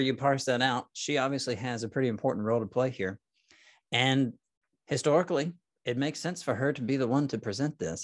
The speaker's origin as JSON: {"language": "English", "town": "Nashville", "region": "Tennessee", "country": "United States", "tie": "born or raised there", "also_born_or_lived": "Arkansas / Memphis, Tennessee / central Kentucky", "moved": "as an adult", "lives_now": "Corpus Christi, United States", "said": "I grew up in Nashville, Tennessee"}